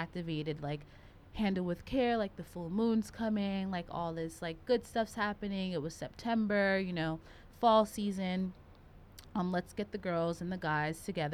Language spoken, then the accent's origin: English; the South, United States; growing up in the South